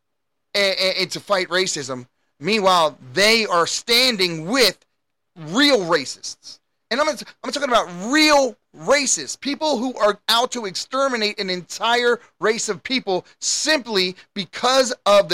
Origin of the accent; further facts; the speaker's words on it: United States; As an American